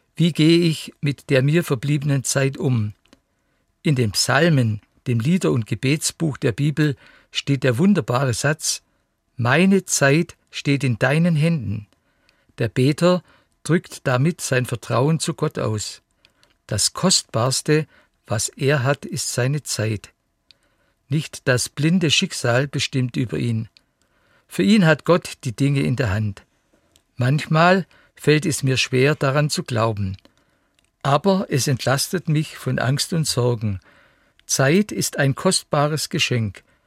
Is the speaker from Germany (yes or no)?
yes; Saxony, Germany; bei uns in Sachsen